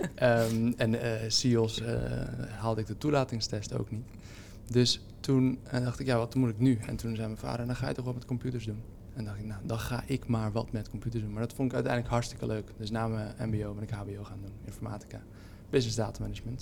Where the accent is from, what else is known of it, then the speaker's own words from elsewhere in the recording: Haarlem, North Holland, Netherlands; Ik ben in Haarlem geboren en ik ben er eigenlijk nooit weggegaan.